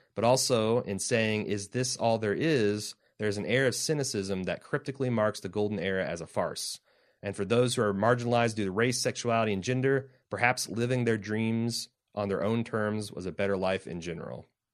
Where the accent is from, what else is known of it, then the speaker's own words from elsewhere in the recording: Indiana, United States; now in Ohio, United States; we're from Indiana